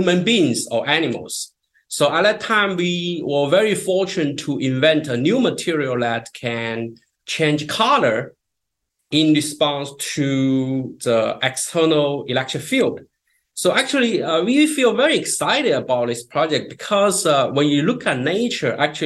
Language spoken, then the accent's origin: English; China; moved away as an adult; also born or lived in North Carolina, United States; now in United States; I grew up in China